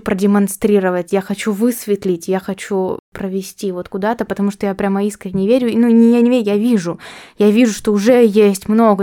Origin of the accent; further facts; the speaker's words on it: Omsk, Omsk Oblast, Russia; now in Saint Petersburg, Russia; я росла в этой среде, вот я росла в Омске